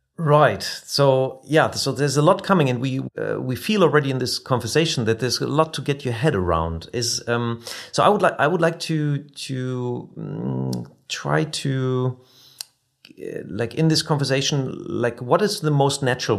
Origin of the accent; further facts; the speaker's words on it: near Wuppertal, North Rhine-Westphalia, Germany; the company nearby my hometown, like uh, in, in Wuppertal